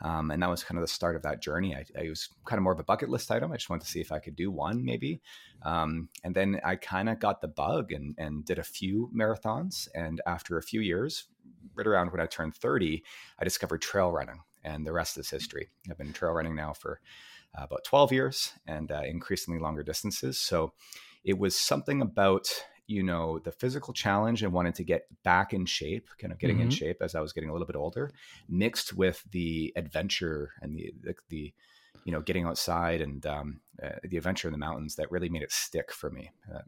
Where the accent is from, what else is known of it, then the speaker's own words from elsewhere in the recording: Vancouver, British Columbia, Canada; I grew up here in Vancouver, British Columbia